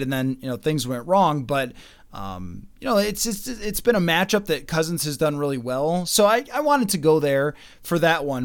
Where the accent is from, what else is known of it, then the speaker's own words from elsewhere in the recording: Buffalo, New York, United States; moved away; Buffalo, obviously. um, 'cause it's my hometown